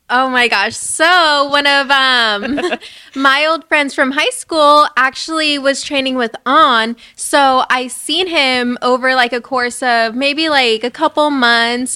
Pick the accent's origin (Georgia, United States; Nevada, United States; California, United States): California, United States; Covina; I'm from Covina